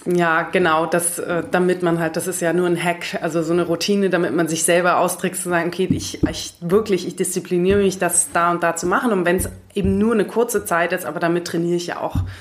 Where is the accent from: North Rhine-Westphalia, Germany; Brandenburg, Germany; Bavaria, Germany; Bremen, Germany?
Bavaria, Germany; Munich; moved away as an adult; also born or lived in Greece / Frankfurt; in Griechenland geboren und hier aufgewachsen in München